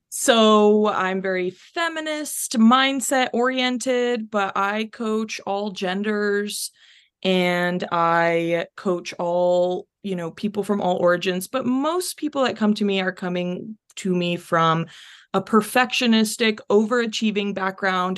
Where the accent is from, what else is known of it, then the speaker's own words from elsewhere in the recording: North Texas, United States; also born or lived in Chile; I was born in Chile, but I have pretty much lived my whole life in North Texas